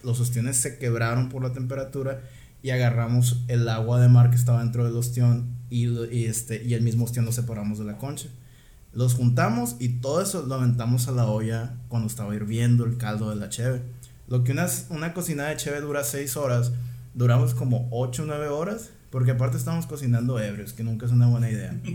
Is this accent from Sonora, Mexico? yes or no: yes; Guaymas, Sonora, Mexico; moved away as an adult; also born or lived in Ensenada, Mexico / Monterrey, Mexico; vivo en Ensenada, pero soy de Guaymas y me quiero regresar a poner una cervecería